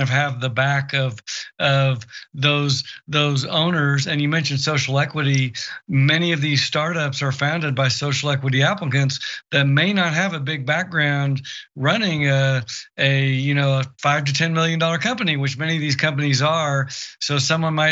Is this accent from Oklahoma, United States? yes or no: yes; Oklahoma, United States; very red states like my home state of Oklahoma